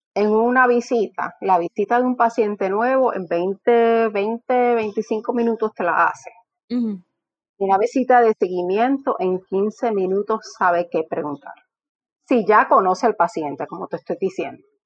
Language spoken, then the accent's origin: Spanish; Morovis, Puerto Rico; yo soy de Morovis, o sea que yo sé de lo que es que el colmadito de la esquina, que mi abuela me daba tres pesos y yo tenía que ir a caminar al colmadito a la esquina